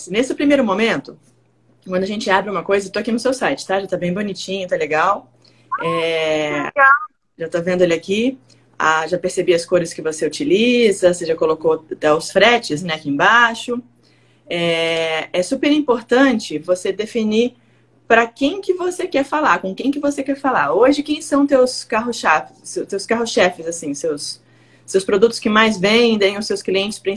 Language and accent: Portuguese; Suzano, São Paulo, Brazil; eu sou ah. de Suzano.